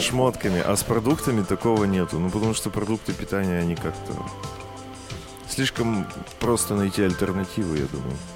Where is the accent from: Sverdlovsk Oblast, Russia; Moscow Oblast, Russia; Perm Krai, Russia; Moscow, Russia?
Perm Krai, Russia; Perm; moved away; у нас на родине в Перми